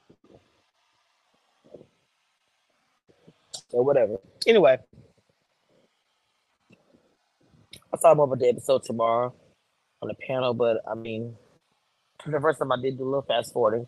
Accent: Texas, United States; I grew up here in Texas

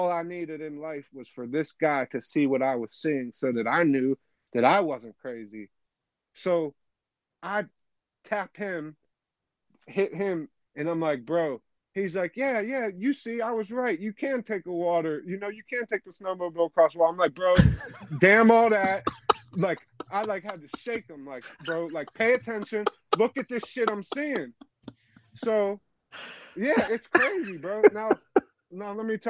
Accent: Pennsylvania, United States; I'm from PA

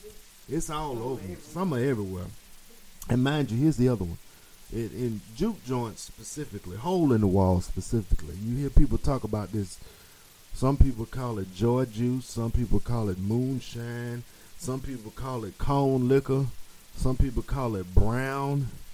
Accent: Jamaica; That's my other job. I'm a Jamaican. I got 8 jobs.

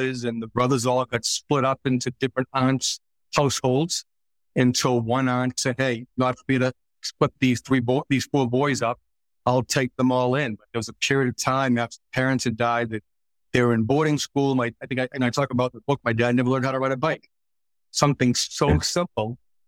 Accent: Boston, Massachusetts, United States; So we grew up in Southeast. So Southeast, for those of you who aren't familiar, kind of home of Goodwill Hunting, if you will.

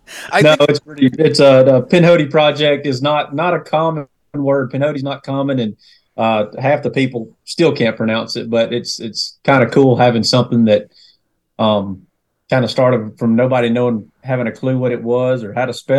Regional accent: Northwest Georgia, United States; From Northwest Georgia, born and raised, kind of shuffled around a little bit in that area of Northwest Georgia

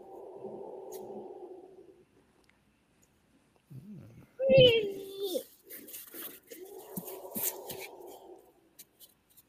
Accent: Appalachian Mountains, United States; we grew up in the Appalachian Mountains

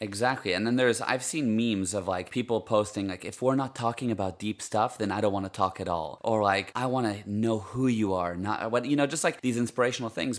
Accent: United States; first language Hebrew; English is a second language; moved away as an adult; now in Cape Town, South Africa; I grew up in the States, and my parents are Israeli, so Hebrew is my first language

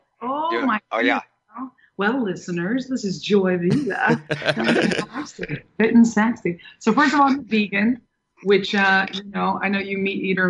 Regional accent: Manhattan, New York, United States; also born or lived in Orange County, United States / Santa Barbara, United States; I was born in Orange County, and then we moved to Manhattan. We moved to Santa Barbara, and I would split my time in Manhattan and Santa Barbara. Very beautiful places. But I consider myself a New York girl

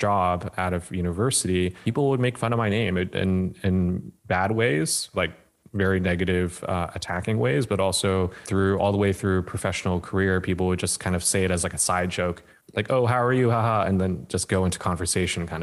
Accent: San Francisco Bay Area, California, United States; moved away as an adult; now in Vietnam; being raised where I was

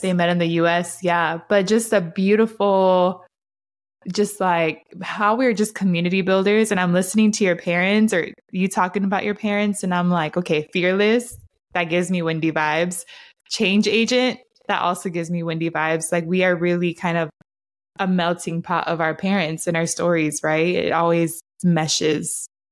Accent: Honduras; I'm usually the first Honduran people meet outside of Latinos

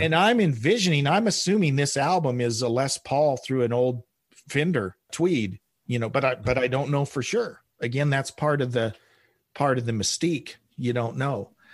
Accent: Oklahoma, United States; I grew up in Oklahoma

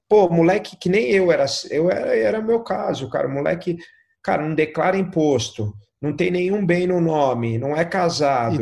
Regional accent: Brazil; eu sou brasileiro

